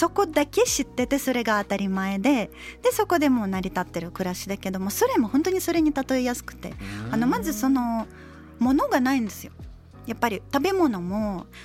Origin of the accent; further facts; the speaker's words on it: Novosibirsk, Novosibirsk Oblast, Russia; born there; そう当時はでもあの一応生まれはノボシビルスクだけどお父さんは軍人で本当いろんな町とかに移動したりして